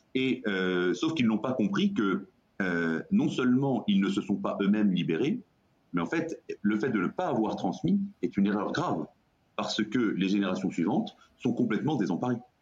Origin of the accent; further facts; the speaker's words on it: Brittany, France; moi, je suis breton